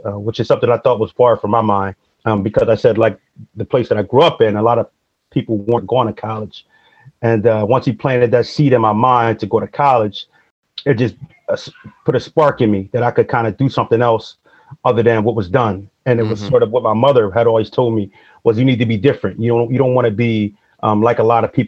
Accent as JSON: {"language": "English", "town": "Wilmington", "region": "Delaware", "country": "United States", "tie": "born or raised there", "said": "I was born in Wilmington, Delaware in 1983, the youngest of three boys"}